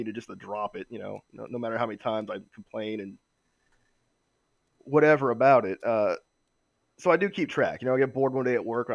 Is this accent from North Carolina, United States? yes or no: yes; North Carolina, United States; now in Pennsylvania, United States; I'm originally from North Carolina